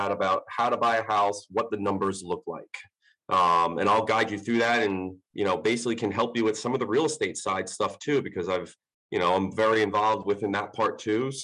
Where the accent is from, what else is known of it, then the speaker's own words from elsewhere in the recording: Long Island, New York, United States; moved away as an adult; now in Clayton, United States; I'm originally from Long Island, moved down to the Clayton area, actually, about 6 years ago.